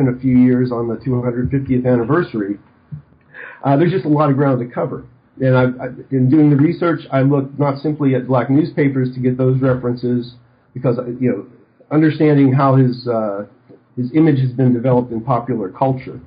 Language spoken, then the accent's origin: English; Western Pennsylvania, United States; moved away as an adult; also born or lived in Arizona; I grew up in Western Pennsylvania